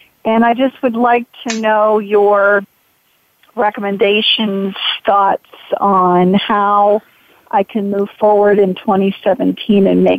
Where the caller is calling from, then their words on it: DuBois, Pennsylvania, United States; And I'm from DuBois, Pennsylvania.